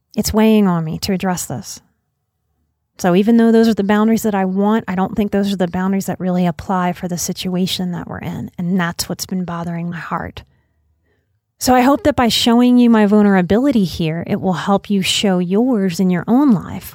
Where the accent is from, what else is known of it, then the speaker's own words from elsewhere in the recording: New Orleans, Louisiana, United States; moved away; also born or lived in Texas; I am born and raised in New Orleans